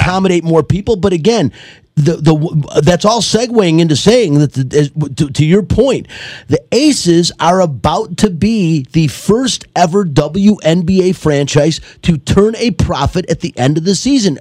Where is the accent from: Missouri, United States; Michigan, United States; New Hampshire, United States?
Michigan, United States; Detroit; I'm from Detroit